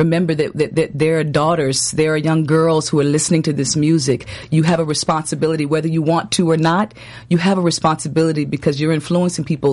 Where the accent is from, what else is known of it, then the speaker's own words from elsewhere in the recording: Durham, North Carolina, United States; accent: southern; I am from Durham, North Cackalack